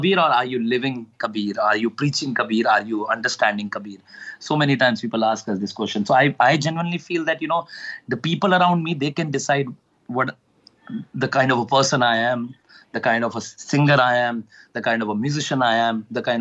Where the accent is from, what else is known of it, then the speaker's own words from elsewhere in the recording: Uttarakhand, India; I am from Uttarakhand